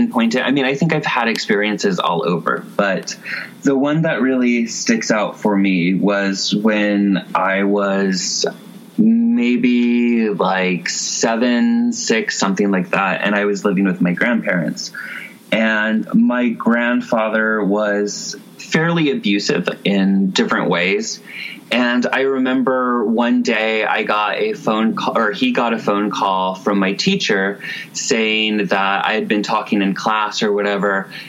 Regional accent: California, United States; Kind of all over California. I was originally a foster care kid around the age of like 4 or 5.

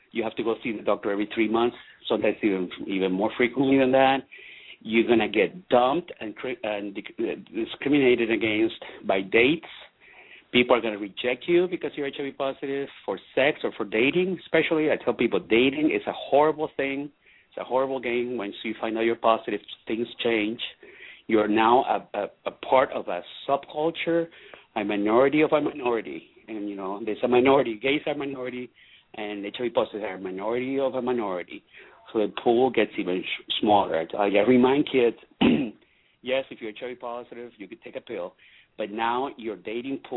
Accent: Venezuela; moved away; I'm Latino. I'm from Venezuela. I'm very Latino

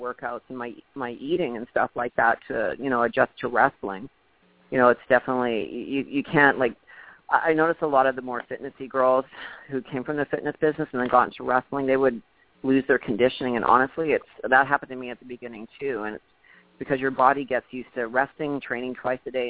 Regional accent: Thunder Bay, Ontario, Canada; moved away as an adult; also born or lived in Los Angeles; now in United States; I'm originally from Thunder Bay

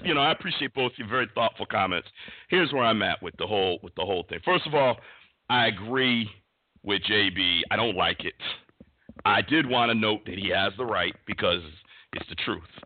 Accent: Bristol, Connecticut, United States; We grew up in Bristol

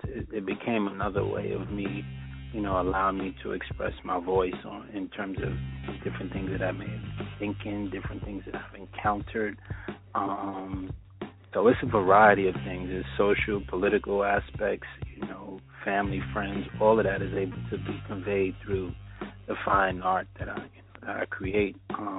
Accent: New York City, New York, United States; also born or lived in Harlem, New York; I was born in Presbyterian Hospital. You know, my family was down here. I was raised in the Bronx.

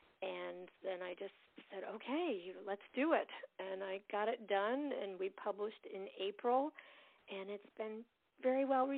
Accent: St. Petersburg, Florida, United States; moved away as an adult; also born or lived in Naples, Florida / New York / Pompano Beach, Florida; growing up in St. Pete and how we wanted to get back there

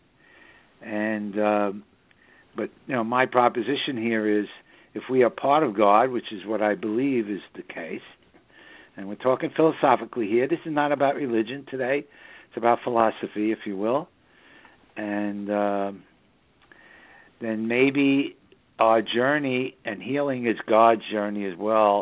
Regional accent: New York City, New York, United States; now in Southern Hudson Valley, United States; the northern suburbs of New York City, my hometown.

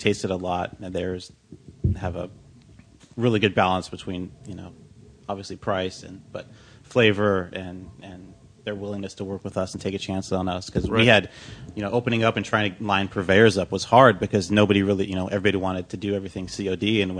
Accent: Lancaster, California, United States; also born or lived in Pasadena / Napa; now in Los Angeles, United States; I grew up in the high desert.

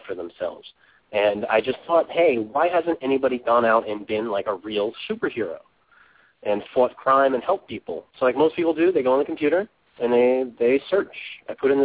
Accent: New York City, New York, United States; I grew up in Brooklyn, not such a good area

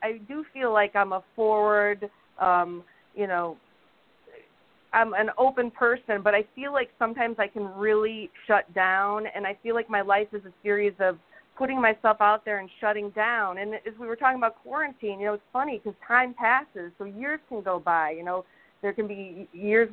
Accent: Toledo, Ohio, United States; moved away as an adult; also born or lived in Chicago; now in Los Angeles, United States

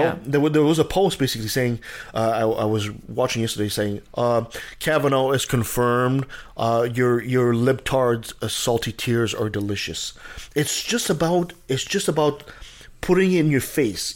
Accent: Canada; I'm a Canadian.

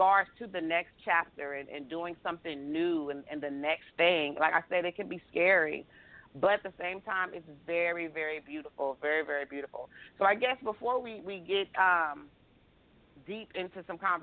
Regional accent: Texas, United States; I'm from Texas

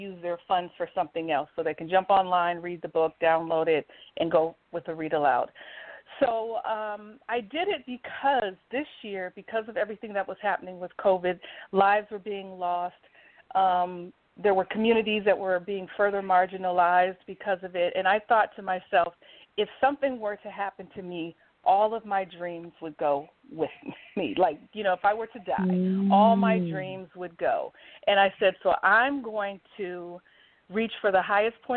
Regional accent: St. Paul, Minnesota, United States; moved away as an adult; also born or lived in Washington, D.C. area; I am a native Minnesotan. I was born and raised in St. Paul, Minnesota

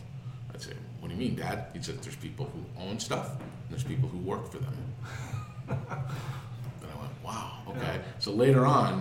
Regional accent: Canada; I'm from Canada

